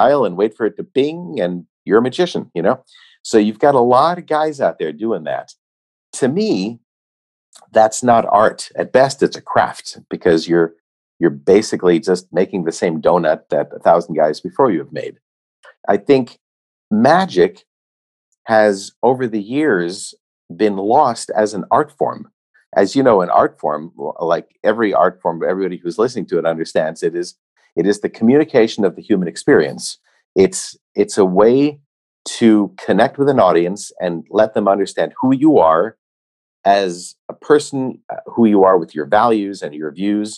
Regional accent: United States; Myself as an American

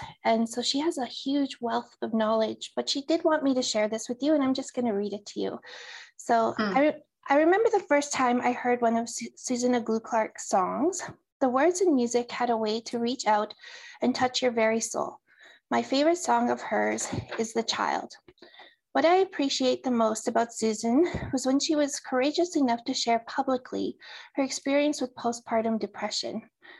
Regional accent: Driftpile, Alberta, Canada; now in Edmonton, Canada; I am from Driftpile, Alberta, in the Treaty 8 area.

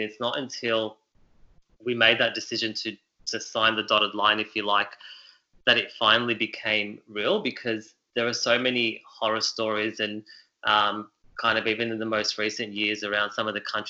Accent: Melbourne, Victoria, Australia; also born or lived in Beirut, Lebanon; So my background is Lebanese. I was born in Beirut, Lebanon, and migrated to Australia when I was 5 years old. So have always lived in Melbourne. I think I can comfortably say I'm a Melburnian through and through.

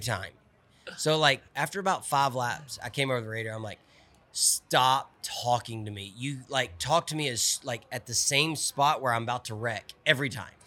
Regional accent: Olive Branch, Mississippi, United States; I'm from Olive Branch, Mississippi, right south of Memphis.

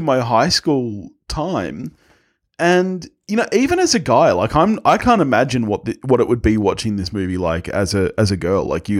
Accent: Australia; we're Aussie

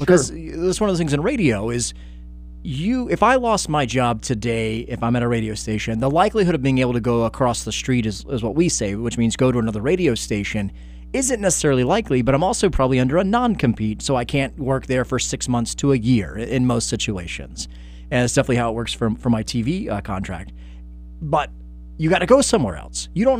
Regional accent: Stone Mountain, Georgia, United States; accent: Southern; Because I grew up in Stone Mountain, Georgia.

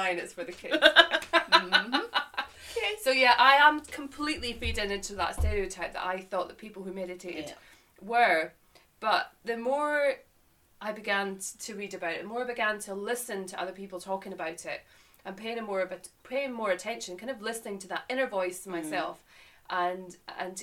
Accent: Boat of Garten, Scotland, United Kingdom; moved away as an adult; now in England; to give a little context to my accent and where I've come from, Scotland, and I moved to England nearly 12 years ago, from a little place called Boat of Garton up in the Highlands of Scotland near the Cairngorms.

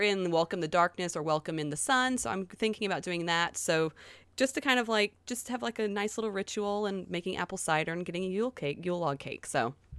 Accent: the South, United States; accent: southern; now in South Korea; My southern accent

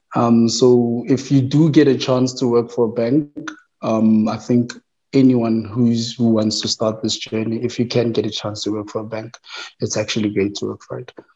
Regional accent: Tembisa, Gauteng, South Africa; I was born in Tembisa, um, born and raised

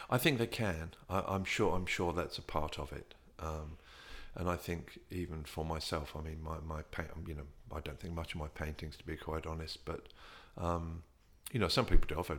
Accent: England, United Kingdom; growing up in England, you never deal with your

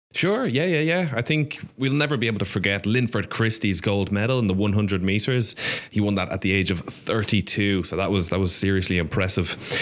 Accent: Ireland; as an Irish person

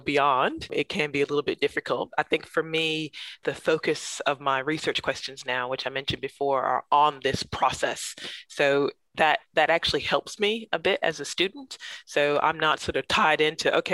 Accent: Central Alabama, United States; now in Canberra, Australia; growing up in Central Alabama. So my family's from Montgomery, Alabama.

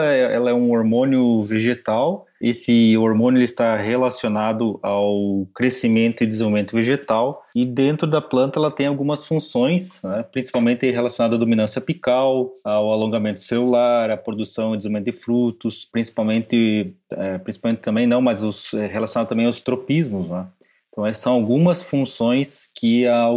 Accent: Paraná, Brazil; now in Sertão, Brazil; Sou paranaense, fiz agronomia no, na Universidade Tecnológica Federal do Paraná.

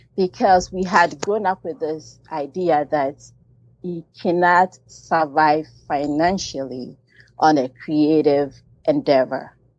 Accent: Ghana; I was born and raised in Ghana

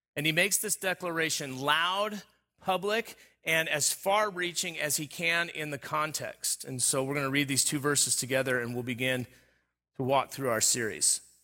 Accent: Southern California, United States; moved away; I grew up in Southern California. All of my formative years was, was in Southern California. Uh, not the beach, uh, but the desert

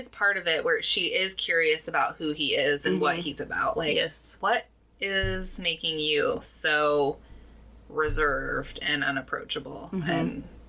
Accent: United States; I am British in my heritage, but us Americans, we just botch all the words.

